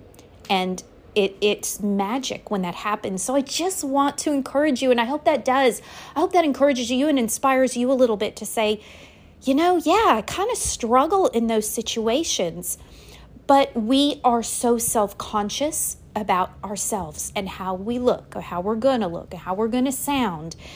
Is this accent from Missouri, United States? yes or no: no; Louisiana, United States; also born or lived in the North (US); I live in Louisiana